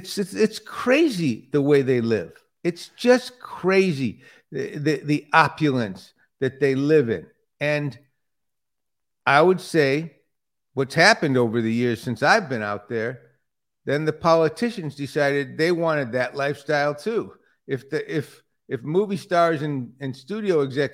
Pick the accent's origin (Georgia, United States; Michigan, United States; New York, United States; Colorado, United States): Michigan, United States; Detroit; moved away; I grew up in Detroit